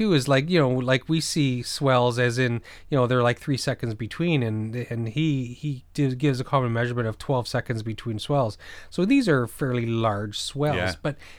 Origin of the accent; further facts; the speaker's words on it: East Coast, United States; I'm from the East Coast, so I'm used to the tides and stuff.